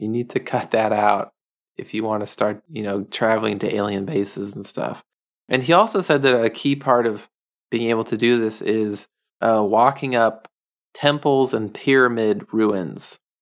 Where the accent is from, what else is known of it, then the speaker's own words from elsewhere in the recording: United States; just as a American man